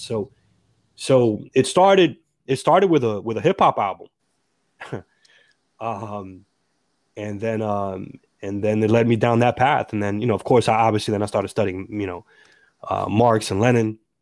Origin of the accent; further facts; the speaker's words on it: Perth Amboy, New Jersey, United States; I was born and raised in the city of Perth Amboy, an immigrant city